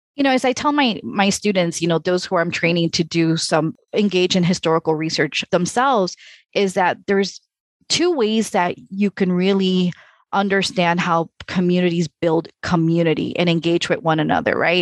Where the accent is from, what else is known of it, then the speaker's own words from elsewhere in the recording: Chicago, Illinois, United States; I grew up in Chicago